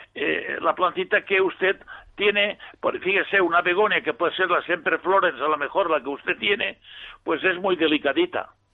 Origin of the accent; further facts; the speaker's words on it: Villarreal, Valencian Community, Spain; Yo soy de Villarreal.